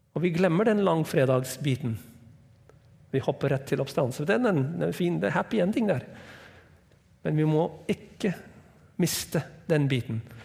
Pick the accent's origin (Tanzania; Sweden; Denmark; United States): United States; Norwegian is a second language; also born or lived in Hawaii; now in Norway; Jeg er fra USA